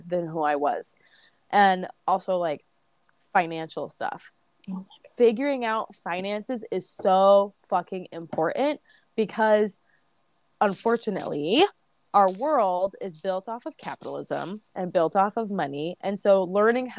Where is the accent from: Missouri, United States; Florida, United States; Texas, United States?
Missouri, United States; St. Louis; moved away as an adult; I grew up in St. Louis.